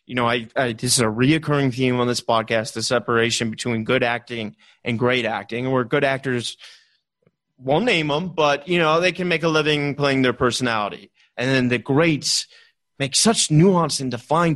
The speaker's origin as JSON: {"language": "English", "town": "Richmond", "region": "Virginia", "country": "United States", "tie": "born or raised there", "said": "I grew up in Richmond, Virginia"}